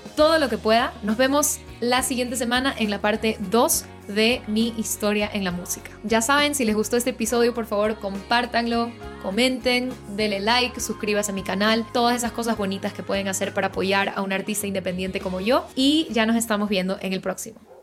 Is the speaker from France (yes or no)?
no; Guayaquil, Guayas, Ecuador; moved away as an adult; also born or lived in Quito / Boston; yo soy de Guayaquil